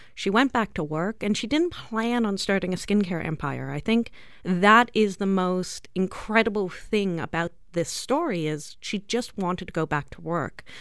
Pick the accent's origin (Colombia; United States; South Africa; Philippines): South Africa; now in Canada; the whole family, including the two of us that you see in front of you, are born, raised in South Africa.